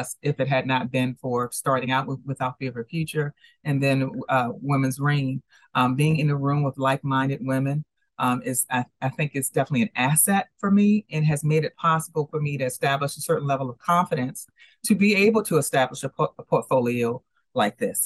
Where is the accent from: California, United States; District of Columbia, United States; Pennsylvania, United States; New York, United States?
District of Columbia, United States; Washington; I'm actually from the Washington, D.C. area